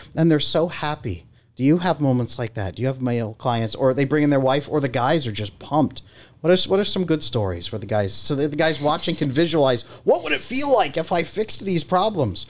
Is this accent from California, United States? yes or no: yes; California, United States; I grew up in California